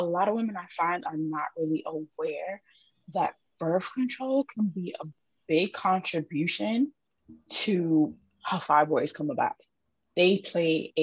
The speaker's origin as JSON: {"language": "English", "town": "New York City", "region": "New York", "country": "United States", "said": "I'm from the Boogie Down"}